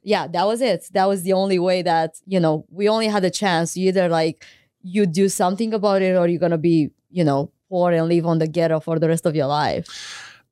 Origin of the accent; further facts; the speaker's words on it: Craiova, Dolj, Romania; moved away as an adult; I went to law school in my hometown, Craiova